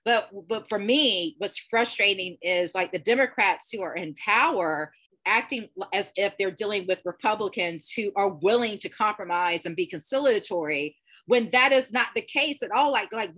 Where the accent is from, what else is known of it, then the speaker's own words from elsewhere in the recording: United States; as an American